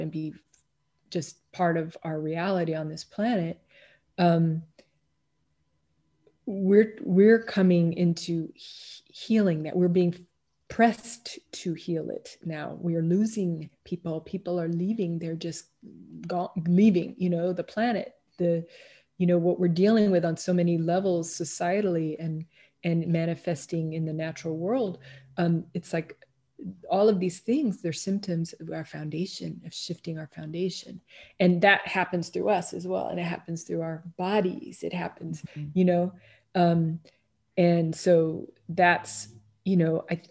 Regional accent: Kansas City, Missouri, United States; moved away as an adult; also born or lived in Washington, District of Columbia, United States / Tucson, Arizona / Miami, Florida / Southern Maine; now in Los Angeles, United States; I grew up in Kansas City, Missouri, Midwest, then went out to DC for school, for university, and transferred out to Tucson, Arizona

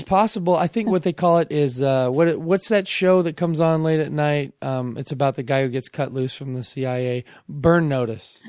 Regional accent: Bellevue, Washington, United States; also born or lived in Seattle / Redmond; I was born in Bellevue. I grew up in Bellevue.

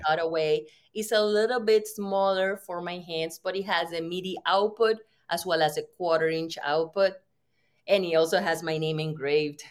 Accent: Puerto Rico; I'm from Puerto Rico

